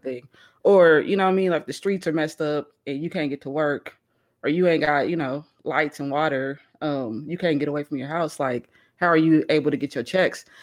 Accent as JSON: {"language": "English", "region": "Missouri", "country": "United States", "moved": "yes", "lives_now": "Texas, United States", "said": "I'm from Missouri, so, you know, we used to the cold weather"}